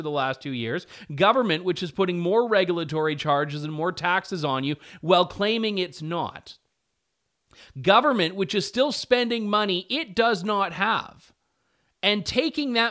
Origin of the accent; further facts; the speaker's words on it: Canada; I, I, as a Canadian taxpayer, would happily cut my portion of the CBC subsidy